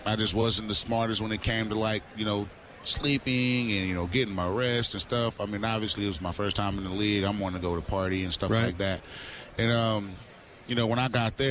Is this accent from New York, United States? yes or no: no; Florida, United States; I grew up in Florida